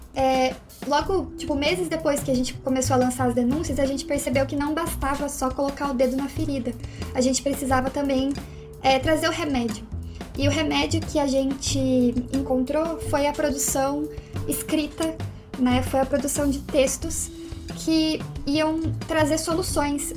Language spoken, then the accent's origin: Portuguese; Curitiba, Paraná, Brazil; que somos aqui de Curitiba